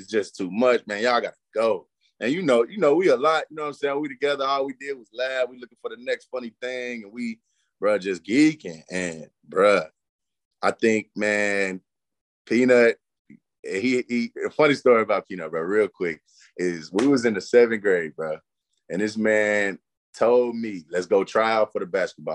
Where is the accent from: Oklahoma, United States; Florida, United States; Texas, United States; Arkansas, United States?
Arkansas, United States; Forrest City; also born or lived in Milwaukee / New Orleans / Houston; I've been in Forest City since the third grade. That's all I know.